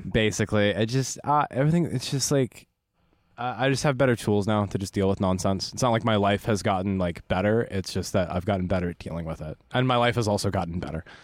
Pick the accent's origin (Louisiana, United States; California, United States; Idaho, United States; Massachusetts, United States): California, United States; Los Angeles; also born or lived in Burbank, California / Phoenix, Arizona; I am absolutely the pretentious L A native